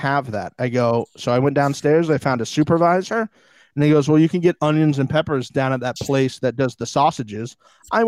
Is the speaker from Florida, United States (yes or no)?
yes; Tampa, Florida, United States; I'm from Tampa